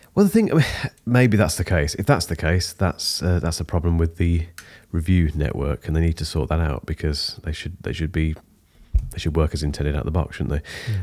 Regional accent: United Kingdom; I'm British

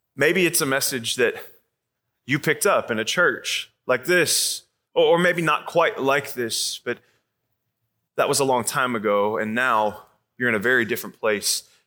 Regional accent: Arizona, United States; now in Atlanta, United States; I'm from Atlanta now, but I grew up in Arizona

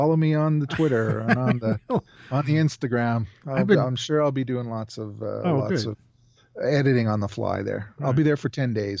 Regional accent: Calgary, Alberta, Canada; I'm from Calgary, Alberta, Canada.

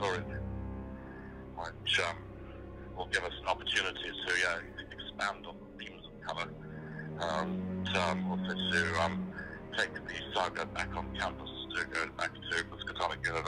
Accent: South Africa; being a South African, I've probably got some of that creative DNA as well.

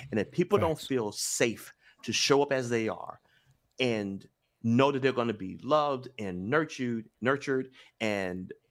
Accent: Memphis, Tennessee, United States; I'm from Memphis. I'm the first generation in my family born with all my rights.

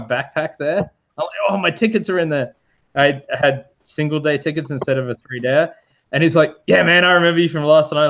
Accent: Australia

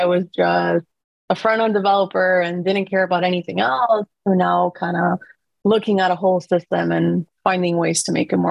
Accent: Costa Rica; now in San Francisco, United States; I was born and raised in Costa Rica

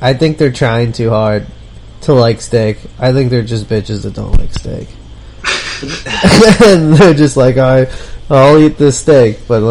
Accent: Cranford, New Jersey, United States; I grew up in Cranford

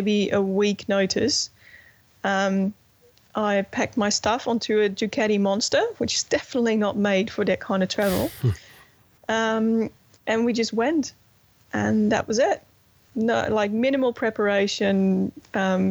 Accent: Netherlands; I'm from the Netherlands

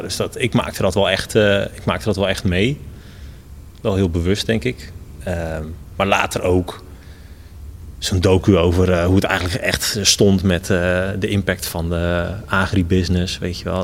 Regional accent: Netherlands; also born or lived in Rotterdam; now in Gouda, Netherlands; helemaal als Nederlander

